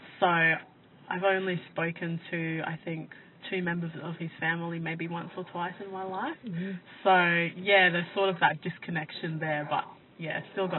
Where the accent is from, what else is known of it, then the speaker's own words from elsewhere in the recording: Queensland, Australia; I think because a lot of people don't know where the Torres Strait Islands are, they may not think that we're from Australia.